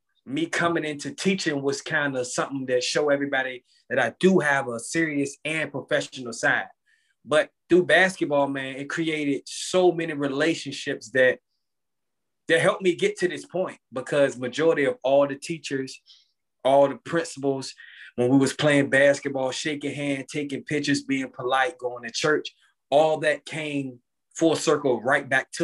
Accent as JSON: {"language": "English", "town": "Portsmouth", "region": "Virginia", "country": "United States", "tie": "born or raised there", "said": "growing up in Portsmouth was a good thing, but it also was kind of bad things that happened in Portsmouth too"}